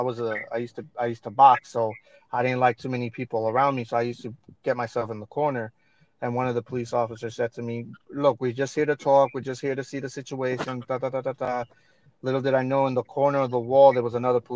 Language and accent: English; New York, United States; growing up in New York